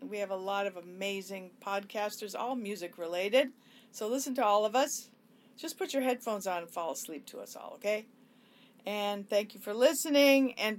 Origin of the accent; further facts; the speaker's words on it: Hollywood, California, United States; That's about my liaisons with rock stars and just growing up in Hollywood and the Sunset Strip and all my deep thoughts and diary entries and everything.